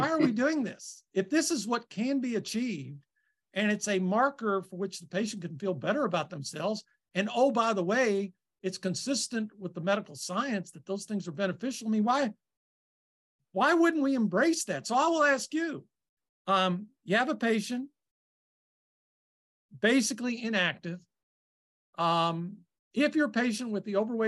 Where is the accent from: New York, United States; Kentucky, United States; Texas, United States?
Kentucky, United States; I'm from Kentucky